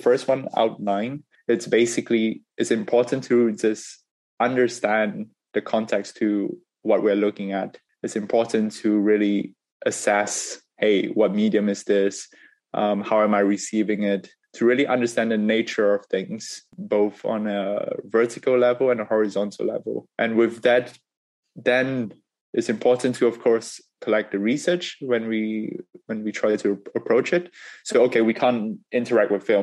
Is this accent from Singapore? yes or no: yes; Singapore; moved away; also born or lived in United Kingdom; Growing up in Singapore and afterwards in the UK